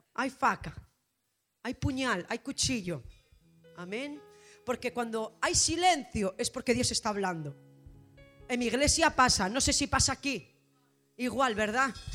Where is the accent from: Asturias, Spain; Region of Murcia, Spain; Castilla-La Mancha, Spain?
Asturias, Spain; Gijón; soy de Gijón, Asturias, España